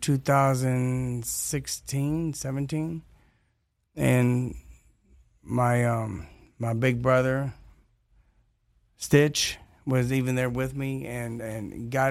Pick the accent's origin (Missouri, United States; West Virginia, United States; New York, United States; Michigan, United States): Michigan, United States; Detroit; also born or lived in Kentucky; I was born in Kentucky, raised in Detroit